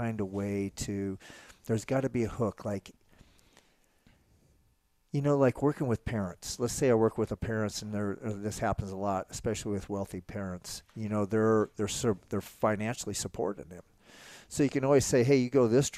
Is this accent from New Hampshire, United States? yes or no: no; Nebraska, United States; I'm an only child country kid from Nebraska